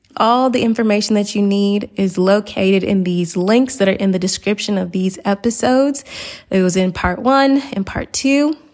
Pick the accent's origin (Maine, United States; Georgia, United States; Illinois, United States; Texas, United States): Georgia, United States; Atlanta; moved away; I'm from Atlanta